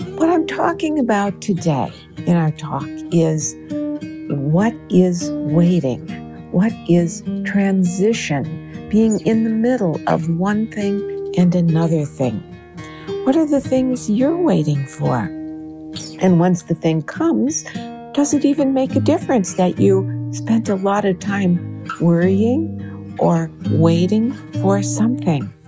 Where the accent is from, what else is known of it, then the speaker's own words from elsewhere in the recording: Minnesota, United States; I grew up in Minnesota